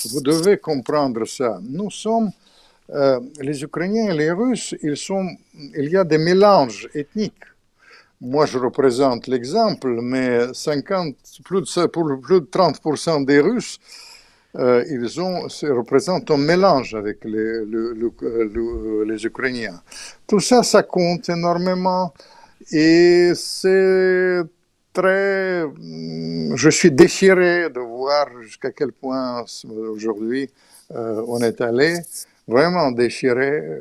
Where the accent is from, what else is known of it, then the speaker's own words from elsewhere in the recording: Russia; je suis bouleversé parce que je suis russe et ukrainien. Mon père était un grand ukrainien